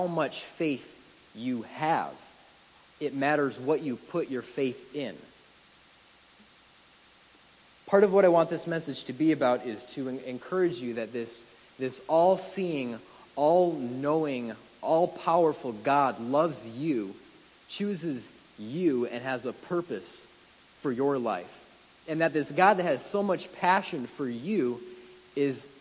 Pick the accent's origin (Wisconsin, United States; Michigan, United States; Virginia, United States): Wisconsin, United States; moved away as an adult; Wisconsin, my home state